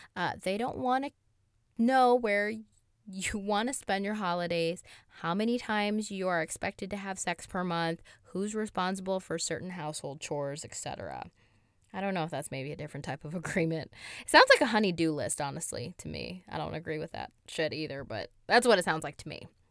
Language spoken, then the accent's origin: English; Toledo, Ohio, United States; we're from Toledo. If anybody doesn't know where Toledo is, it's south of Detroit.